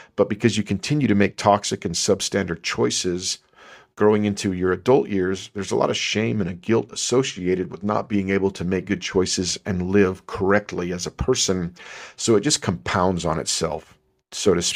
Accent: El Paso, Texas, United States; growing up in El Paso, Texas

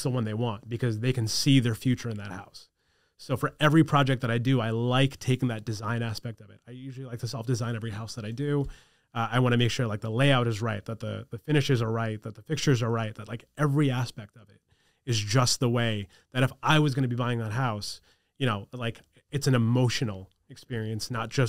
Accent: New York, United States; my parents didn't want me to go away because I grew up on Long Island.

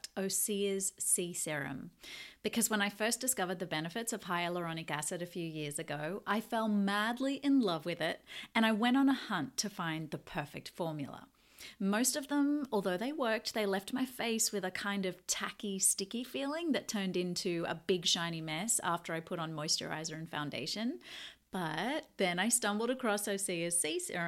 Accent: Australia; being an Aussie growing up in the ocean

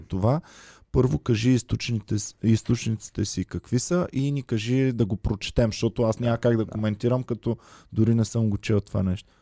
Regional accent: Bulgaria; аз като човек в българин

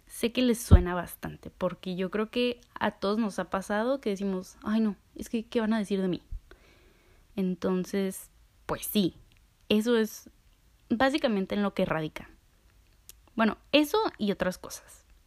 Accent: Mexico; soy orgullosamente mexicana

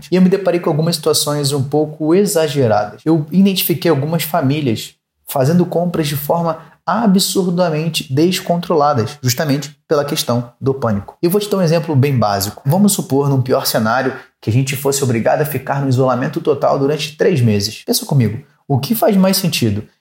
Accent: São Paulo, Brazil; Para quem não sabe, eu sou aqui da cidade de São Paulo

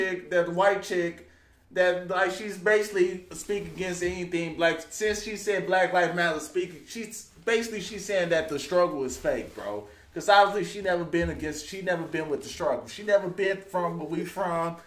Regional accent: Chicago, Illinois, United States; I'm a Chicagoan

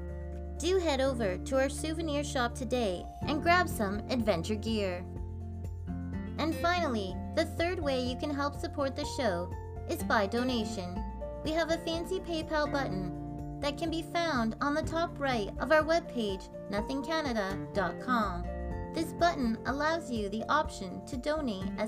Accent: Canada

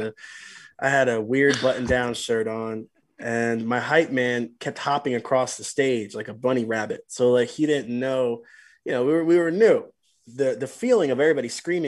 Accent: New Jersey, United States

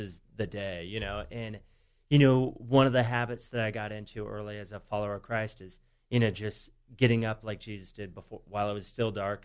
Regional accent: San Diego, California, United States; I grew up here in San Diego

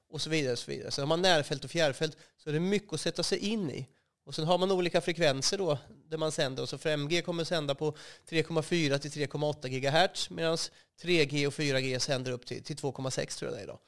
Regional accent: Västervik, Kalmar County, Sweden; also born or lived in Vimmerby; Jag är uppvuxen i, i Småland, utanför Västervik, ett ställe som heter Rövrum. Där bodde jag till jag var sexton år.

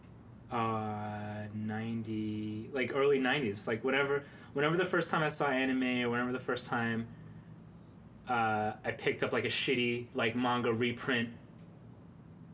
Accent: New York City, New York, United States; now in Los Angeles, United States; I'm from Manhattan originally, 104th between Broadway and Amsterdam

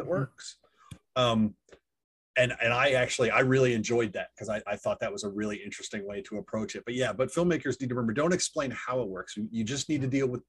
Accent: United States; I'm American

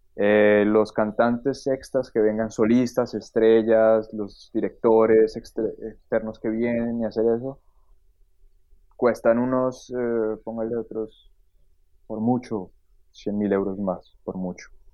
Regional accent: Bogotá, Colombia; moved away as an adult; now in Germany; yo nací en Bogotá, em, estudié literatura en, Bogotá

